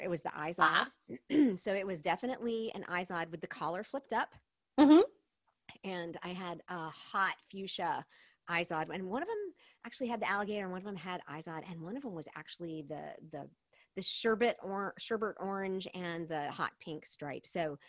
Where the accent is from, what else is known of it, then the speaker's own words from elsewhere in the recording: South Korea; I grew up in Korea. My parents were missionaries.